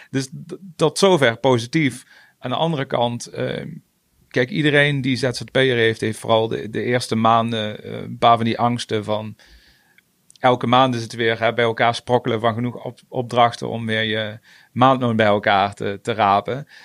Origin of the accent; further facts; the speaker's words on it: Venray, Limburg, Netherlands; Ik kom uit Venray